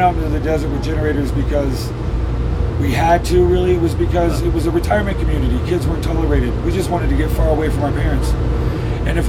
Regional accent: Southern California, United States; also born or lived in South Carolina; I moved to Southern California in 1979

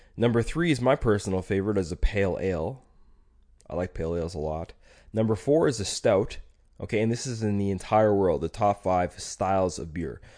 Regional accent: Alberta, Canada; I'm from Alberta

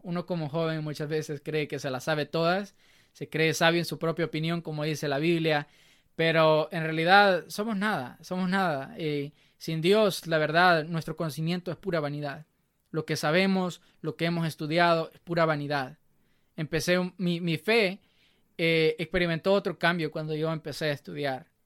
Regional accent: Nueva Concepción, Chalatenango, El Salvador; now in Alabama, United States; soy del Salvador, del departamento de Chalatenango, muy orgulloso. Nací en una pequeña, en un pequeño pueblo llamado Nueva Concepción.

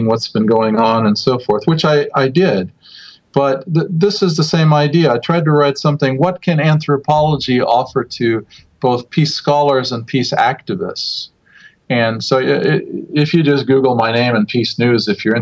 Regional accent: United States; also born or lived in Southern California; now in Finland; as an American living in Finland, or as an American period

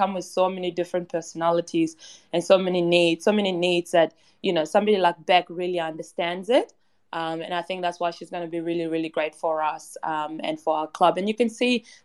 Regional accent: Perth, Western Australia, Australia; also born or lived in Kenyan refugee camp, Kenya; now in Melbourne, Australia; I grew up in Perth, and I grew up a massive West Coast fan.

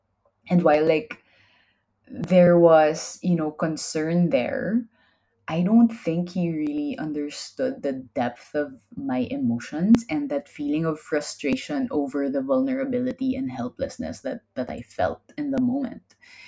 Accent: Manila, Metro Manila, Philippines; I was in Europe. I came from Manila. It's definitely more dangerous than Manila.

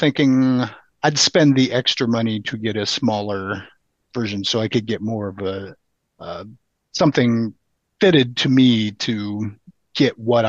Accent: Midwest, United States; I'm the newbie from the Midwest.

